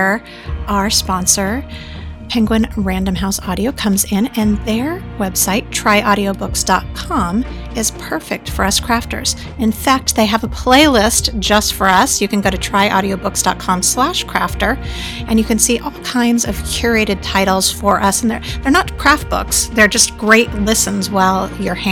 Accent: Southern California, United States; now in Austin, United States; you and I grew up about an hour away from each other in Southern California

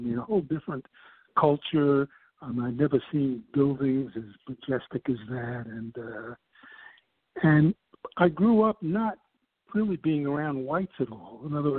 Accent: New York City, New York, United States; I'm originally from New York. I mean, I grew up in Brooklyn, in New York City, Brooklyn, in the Fort Greene Projects, and I now live upstate New York. But I'm originally a New Yorker

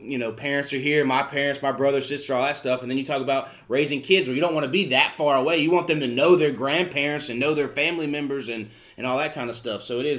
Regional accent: Huntersville, North Carolina, United States; I grew up here in Huntersville. So it was not small town feel, but also you're 15 minutes from Charlotte.

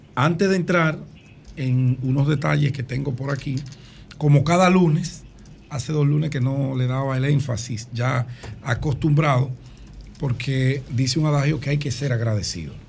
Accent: Dominican Republic; mi infancia y mi juventud en la Agustinita

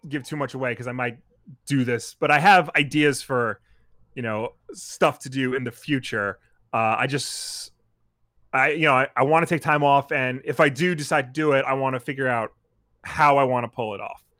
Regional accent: Long Island, New York, United States; I'm some schmuck from Long Island

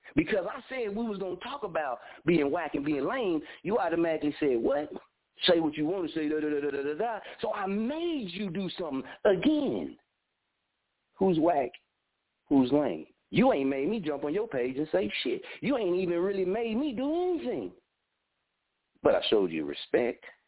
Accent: Muskogee, Oklahoma, United States; born or raised there; also born or lived in Wichita

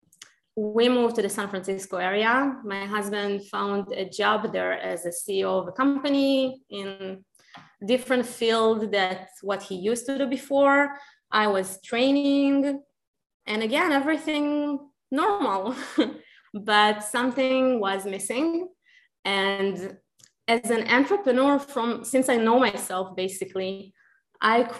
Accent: Israel; English is a second language; moved away as an adult; also born or lived in Ukraine; now in Austin, United States; I grew up in Israel and I had a really, really amazing childhood there

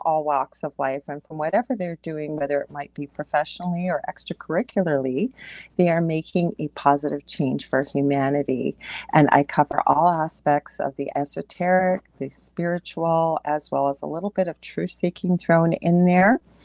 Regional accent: Canada; I am a Canadian clairvoyant medium

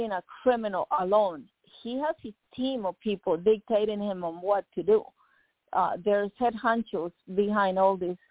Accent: Nicaragua; now in United States; When I came from Nicaragua

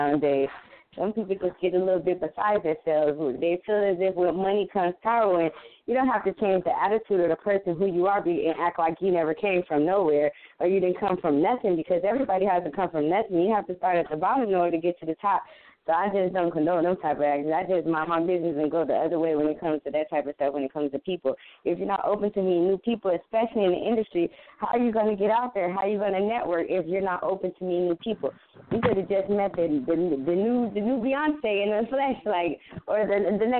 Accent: Chicago, Illinois, United States; now in Santa Monica, United States; I'm in Santa Monica, California right now, but I'm originally from Chicago

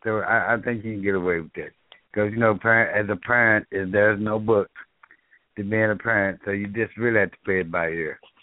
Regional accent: Dallas, Texas, United States; I grew up in South Dallas

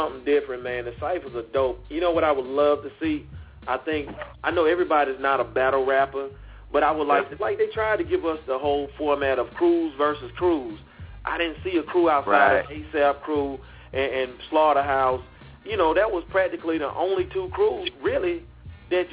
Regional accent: Mississippi, United States; moved away; I got some of my family from my home state

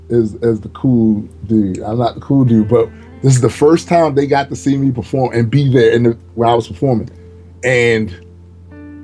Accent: Baltimore, Maryland, United States; I'm from Baltimore, man. Like, you don't get that kind of love usually from your hometown

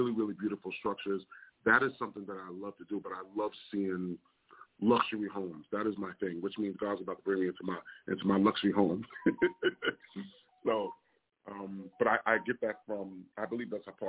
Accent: New York City, New York, United States; I'm originally from Staten Island, New York, born and raised

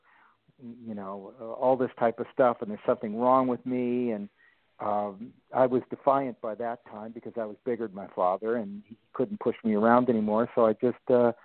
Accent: Los Angeles, California, United States; born and bred in Los Angeles

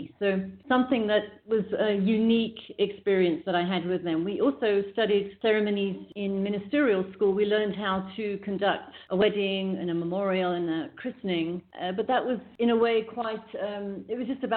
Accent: England, United Kingdom; moved away; also born or lived in South Africa / California; I grew up in England

